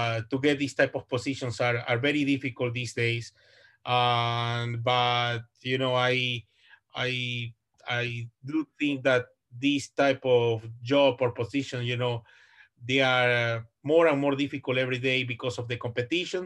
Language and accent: English; Ecuador; English is a second language; moved away as an adult; also born or lived in United States / Vancouver, Canada; now in Canada; I'm originally from Ecuador. South America, and I have been in Canada since 2011